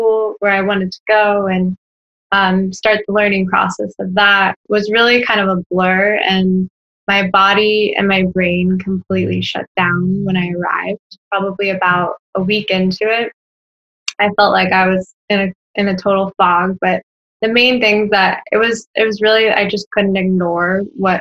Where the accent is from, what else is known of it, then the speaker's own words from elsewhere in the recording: Orlando, Florida, United States; also born or lived in Washington, D.C.; I'm from Orlando, Florida. Born and raised.